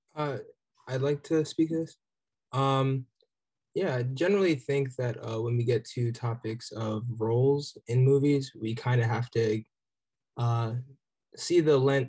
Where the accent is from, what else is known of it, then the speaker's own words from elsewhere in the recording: New Jersey, United States; also born or lived in Nigeria; I was raised in South Jersey